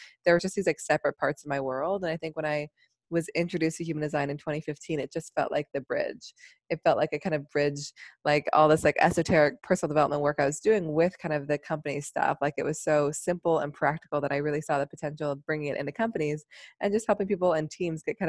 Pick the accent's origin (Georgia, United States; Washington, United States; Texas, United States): Washington, United States; Seattle; now in New York City, United States; I'm from Seattle